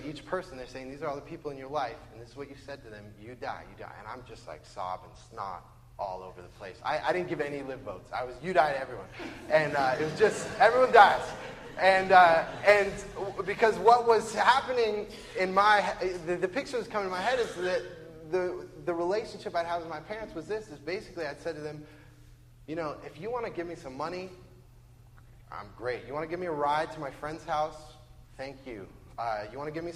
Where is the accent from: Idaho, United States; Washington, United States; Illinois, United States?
Washington, United States; Bellevue; also born or lived in Western Samoa; I grew up in Bellevue